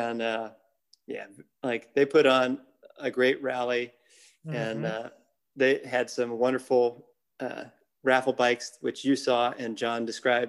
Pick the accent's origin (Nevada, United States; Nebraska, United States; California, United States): Nebraska, United States; I'm from Nebraska